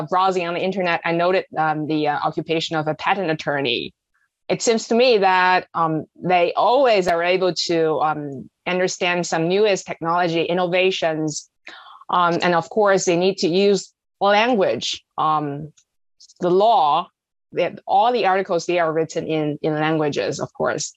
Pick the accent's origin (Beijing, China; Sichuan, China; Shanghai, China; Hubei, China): Beijing, China; On the coastal area where I was born in Beijing, a larger cities.